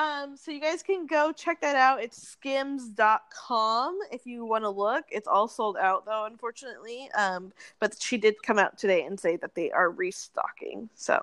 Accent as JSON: {"language": "English", "region": "Wyoming", "country": "United States", "said": "I'm literally from Wyoming. I was born in Wyoming. I spent every single summer in Wyoming."}